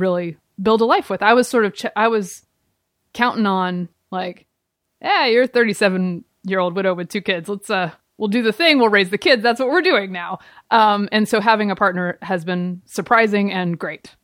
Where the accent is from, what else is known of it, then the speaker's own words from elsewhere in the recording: the South, United States; moved away; I grew up in the South.